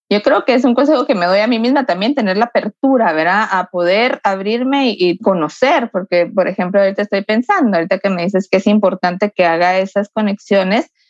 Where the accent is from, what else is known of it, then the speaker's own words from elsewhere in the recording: Guatemala; Yo no, no soy de México, soy de Guatemala. Es parecido, pero no es lo mismo